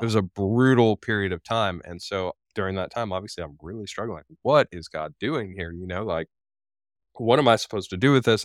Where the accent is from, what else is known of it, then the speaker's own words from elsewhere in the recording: Florida, United States; moved away as an adult; also born or lived in Dayton, Tennessee; my home state of Florida